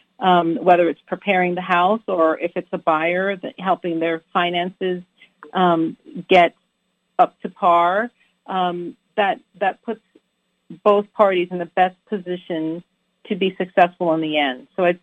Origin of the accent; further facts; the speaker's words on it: U.S. Virgin Islands; Well, I'm from the Virgin Islands. I was born and raised in the Virgin Islands, which is, you know, literally two islands away from the Dominican Republic.